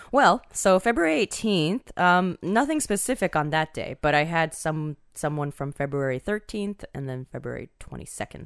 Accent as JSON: {"language": "English", "country": "Taiwan", "tie": "born or raised there", "said": "I was born in Taiwan."}